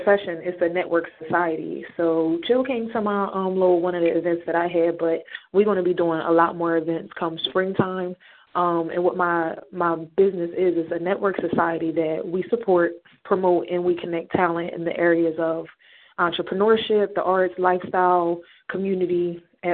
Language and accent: English; New Jersey, United States; I'm from Jersey